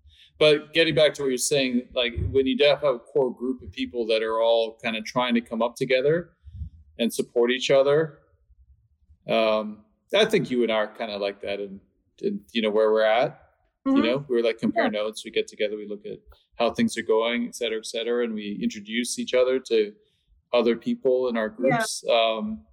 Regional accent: Canada; also born or lived in London / Stockholm; now in Los Angeles, United States; I'm from Canada

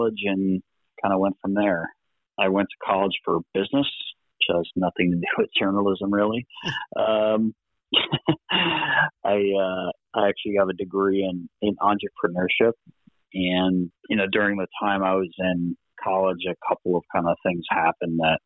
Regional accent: Connecticut, United States; I'm originally from Connecticut

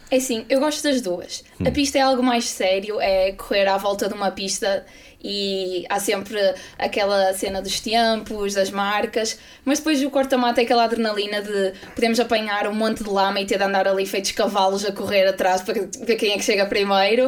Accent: Braga, Norte, Portugal; eu sou de Braga, sempre fui do Braga

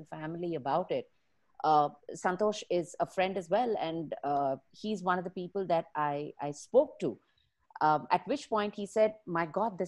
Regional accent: Bangalore, Karnataka, India; I am from Bangalore. My roots are here, which means my parents are here

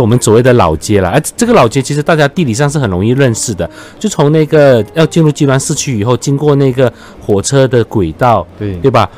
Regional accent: Johor, Malaysia; 我们作为酒后人，常，常觉得我们就会地缘辽阔，嗯。交通不便利

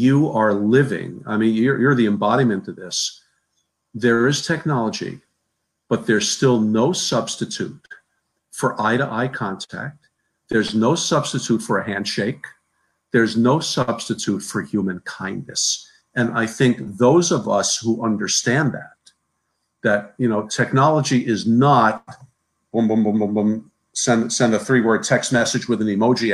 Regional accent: New Jersey, United States; I'm from New Jersey

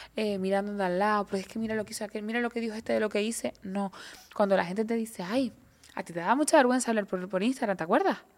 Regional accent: Canary Islands, Spain; somos la mujer canaria, esa mezcla bereber, guanche, latinoamericana, europea

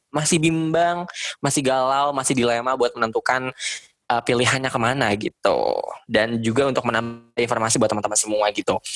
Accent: Jakarta, Indonesia; Mohon maaf Pak, uh, saya Betawi asli.

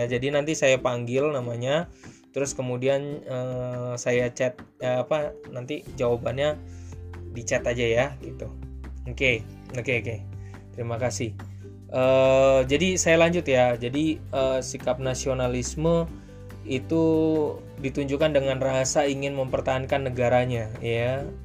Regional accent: Blitar, East Java, Indonesia; karena asal saya dari Blitar maka saya katakan ya memang Soekarno memang punya keteladanan yang luar biasa

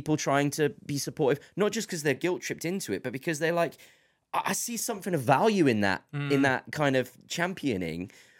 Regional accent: England, United Kingdom; I tell them I'm from England or the UK

